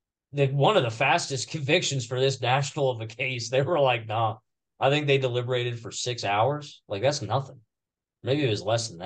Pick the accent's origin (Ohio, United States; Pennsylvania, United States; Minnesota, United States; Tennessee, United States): Ohio, United States; I'll die in my hometown. I never left it. I just love it here. I'm a small town guy in Ohio.